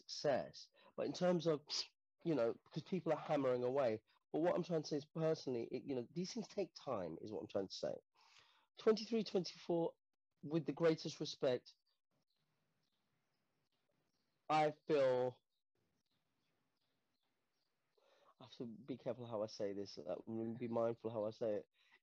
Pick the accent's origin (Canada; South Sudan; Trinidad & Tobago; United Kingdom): United Kingdom; London; I grew up in Portobello Road, you know, in Portobello Road in the 80s